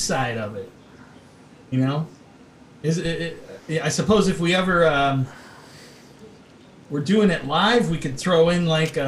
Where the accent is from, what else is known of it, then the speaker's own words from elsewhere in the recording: Chicago, Illinois, United States; I grew up in the Chicago area